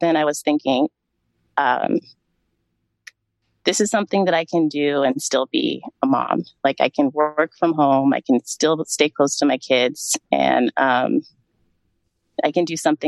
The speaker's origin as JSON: {"language": "English", "town": "Sacramento", "region": "California", "country": "United States", "tie": "born or raised there", "also_born_or_lived": "New York", "said": "I grew up in Sacramento, California. I was born and raised here."}